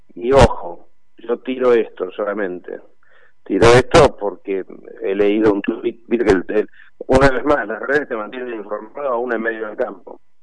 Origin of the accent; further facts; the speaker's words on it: Argentina; como cualquier argentino